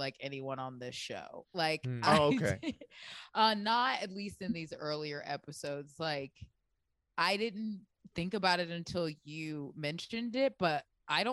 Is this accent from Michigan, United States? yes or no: no; Baltimore, Maryland, United States; moved away; also born or lived in Florida; I was born in Baltimore